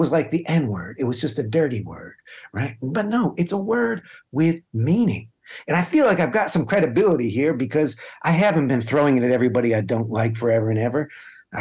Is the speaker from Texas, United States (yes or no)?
no; upstate New York, United States; now in Hanover, United States; my hometown. I was connecting to New York, upstate New York, a little blue dot, but a mostly kind of red area.